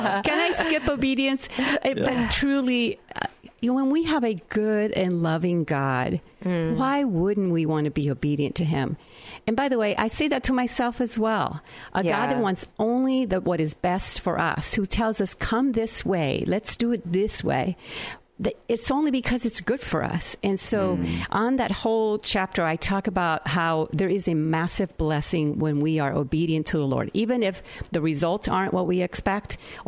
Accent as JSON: {"language": "English", "town": "Naranjito", "country": "Puerto Rico", "tie": "born or raised there", "moved": "yes", "said": "the town I grew up in Naranjito, Puerto Rico."}